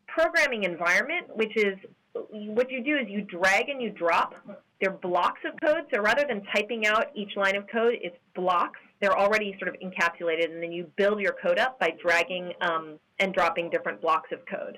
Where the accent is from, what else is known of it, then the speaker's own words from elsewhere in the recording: Honolulu, Hawaii, United States; I grew up in Honolulu, Hawaii